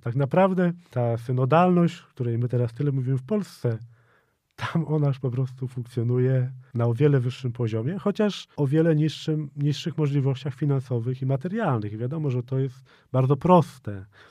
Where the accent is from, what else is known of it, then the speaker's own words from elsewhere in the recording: Poland; moved away as an adult; ja jestem z Polski